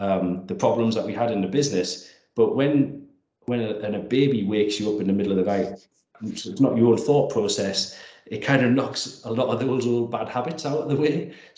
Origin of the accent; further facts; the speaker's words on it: Langley Park, North East England, United Kingdom; Well, I'm from Langley Park, So Langley Park's an ex-mining community in northwest Durham.